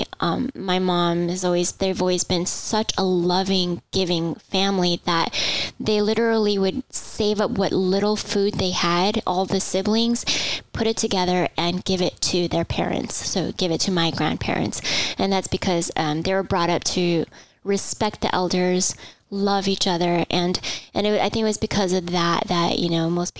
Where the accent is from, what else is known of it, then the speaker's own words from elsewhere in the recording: Southern California, United States; I was actually born and raised in Southern California.